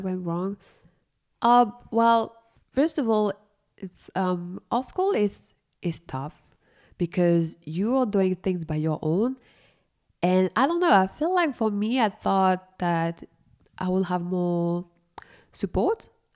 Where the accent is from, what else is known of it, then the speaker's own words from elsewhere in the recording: Paris, Île-de-France, France; I'm coming from Paris. I mean, the Paris area